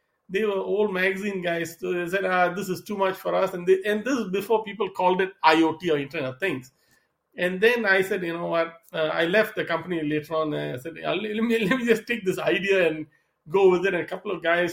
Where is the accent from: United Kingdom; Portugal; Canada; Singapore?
Singapore; moved away as an adult; also born or lived in East Coast, United States / Seattle / Southern California; now in United States; I'm originally from Singapore. I came to the U.S. to study and then started my career on the East Coast.